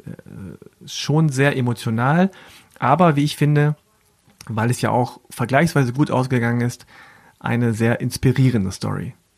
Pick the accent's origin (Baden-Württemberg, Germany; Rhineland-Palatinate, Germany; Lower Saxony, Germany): Lower Saxony, Germany; Hanover; Ich zum Beispiel komme aus Hannover